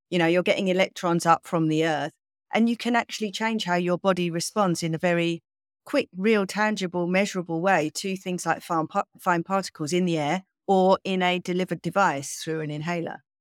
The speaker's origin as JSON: {"language": "English", "region": "England", "country": "United Kingdom", "said": "I'm kind of English"}